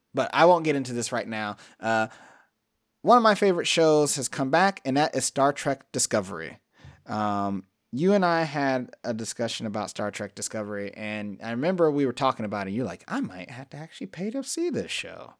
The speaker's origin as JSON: {"language": "English", "town": "Cleveland", "region": "Ohio", "country": "United States", "said": "I come from Cleveland, the land of just stay the fuck out of my way"}